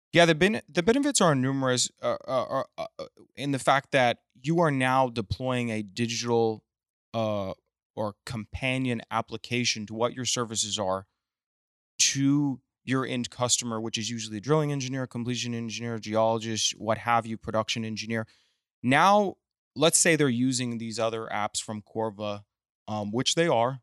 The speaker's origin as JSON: {"language": "English", "town": "Midland", "region": "Texas", "country": "United States", "tie": "born or raised there", "also_born_or_lived": "Austin", "moved": "yes", "lives_now": "Houston, United States", "said": "I was raised in Midland"}